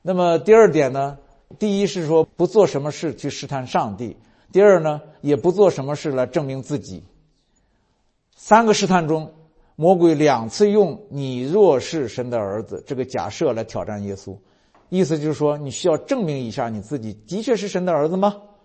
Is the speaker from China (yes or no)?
yes; China; 我们如果作为中国人